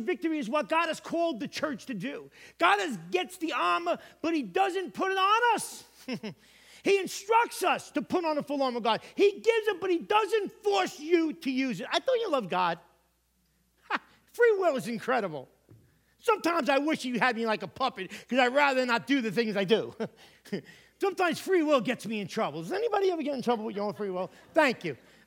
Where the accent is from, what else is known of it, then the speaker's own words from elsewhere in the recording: New York, United States; now in Connecticut, United States; I'm from New York